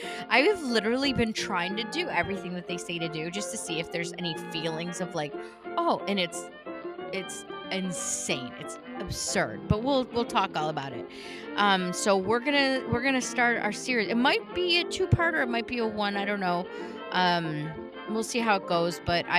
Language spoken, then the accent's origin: English; United Kingdom; now in United States; Pride. Yes. Yes, even though I'm British. yes. British. I don't use my... I can't even do the accent. I just can't. Well, because I'm not British anymore because I moved here.